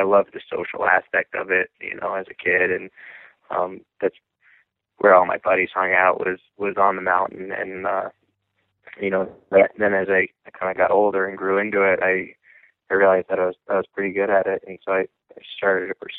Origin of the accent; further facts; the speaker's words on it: Lake Placid, New York, United States; I'm from Lake Placid, New York, and that's, you know, it's an area that has a huge heritage